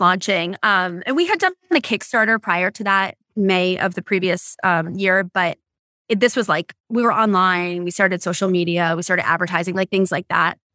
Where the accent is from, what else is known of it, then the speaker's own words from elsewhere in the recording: Boston, Massachusetts, United States; now in California, United States; I grew up in Boston